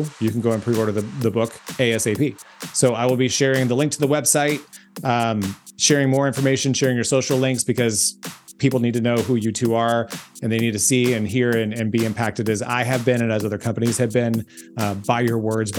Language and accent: English; Memphis, Tennessee, United States; there, my hometown